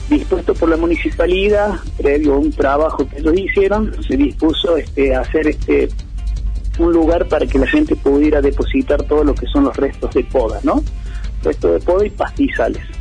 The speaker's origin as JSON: {"language": "Spanish", "town": "Embalse", "region": "Córdoba", "country": "Argentina", "tie": "born or raised there", "said": "Y yo soy criado y nacido de Embalse. Y antes y ahora me pongo en embalseño, ¿no? Más allá que soy el jefe de los bomberos, sobre todo soy embalseño, ¿no?"}